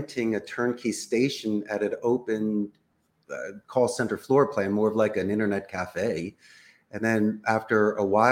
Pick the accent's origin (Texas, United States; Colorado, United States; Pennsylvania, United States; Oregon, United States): Pennsylvania, United States; Philadelphia; first language English; moved away as an adult; also born or lived in Arizona; now in Costa Rica; I'm originally from Northeast Philadelphia